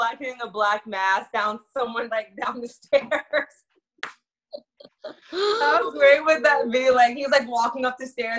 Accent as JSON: {"language": "English", "region": "Missouri", "country": "United States"}